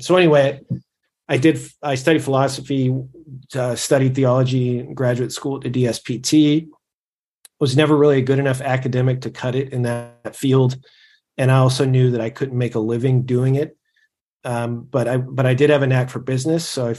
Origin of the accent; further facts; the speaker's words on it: California, United States; Before that, I grew up in California, you know, was raised a Catholic, I guess, nominally.